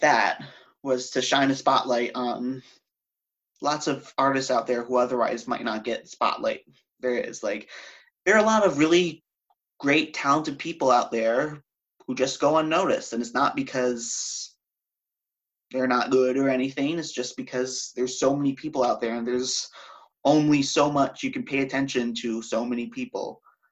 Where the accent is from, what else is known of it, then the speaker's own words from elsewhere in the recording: Connecticut, United States; moved away as an adult; also born or lived in upstate New York; now in New York City, United States; I grew up in Connecticut.